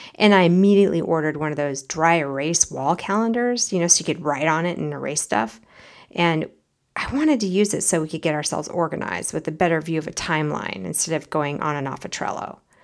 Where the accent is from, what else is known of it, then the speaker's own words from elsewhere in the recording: United States; As an American